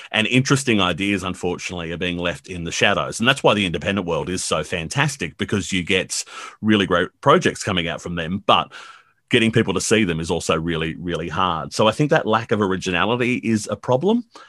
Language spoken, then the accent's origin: English; Blacktown, New South Wales, Australia; I grew up in Blacktown